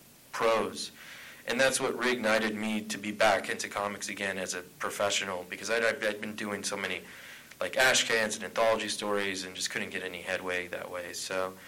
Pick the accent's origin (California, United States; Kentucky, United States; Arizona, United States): Arizona, United States; Tucson; I'm from Tucson, Arizona